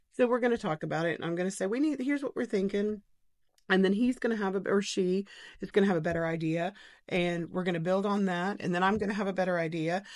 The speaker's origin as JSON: {"language": "English", "town": "Knoxville", "region": "Tennessee", "country": "United States", "tie": "born or raised there", "also_born_or_lived": "Kansas City / Farragut", "said": "I grew up in Bearden"}